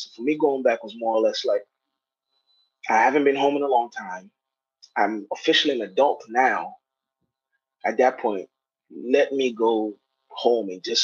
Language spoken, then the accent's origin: English; Kenya; now in United States; my accent changed, the way I looked, the way I dressed, I had braids. Um, you know, I also played sports and basketball and stuff like that. So it's like culturally I was not. I was at no point attacked. Like I really like I knew I was Kenyan. My parents are Kenyan.